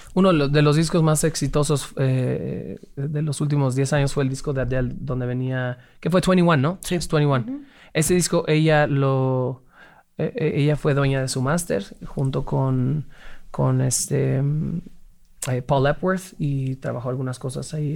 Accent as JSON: {"language": "Spanish", "region": "Mexico City", "country": "Mexico", "tie": "born or raised there", "said": "Crecimos y nacimos en la, Ciudad de México"}